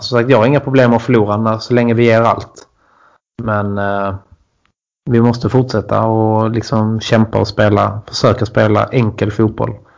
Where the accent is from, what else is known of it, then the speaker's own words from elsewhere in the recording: Bjärred, Skåne, Sweden; Jag är från Bjärred också